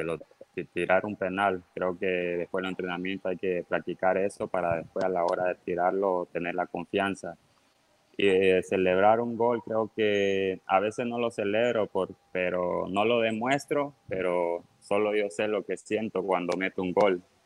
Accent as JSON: {"language": "Spanish", "country": "Honduras", "tie": "born or raised there", "also_born_or_lived": "Tegucigalpa", "said": "me vine para el pueblo, a, a mi pueblo donde está mi mamá"}